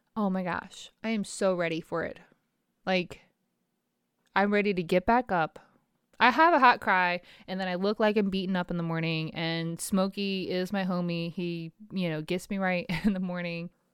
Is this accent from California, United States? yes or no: no; Virginia, United States; my hometown, Pecos, Virginia